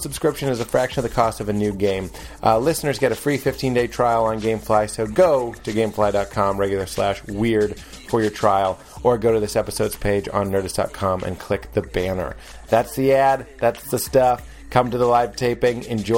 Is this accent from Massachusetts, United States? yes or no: yes; Lexington, Massachusetts, United States; Lexington, Massachusetts. Close enough.